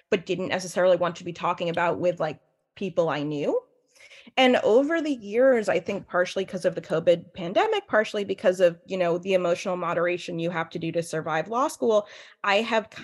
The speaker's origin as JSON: {"language": "English", "town": "New York City", "region": "New York", "country": "United States", "tie": "born or raised there", "said": "when I was a kid, I grew up here in New York City, where I'm speaking to you from live today"}